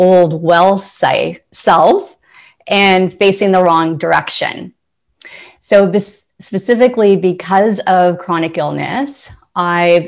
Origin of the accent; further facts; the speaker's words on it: Ontario, Canada; Ontario. I'm from Canada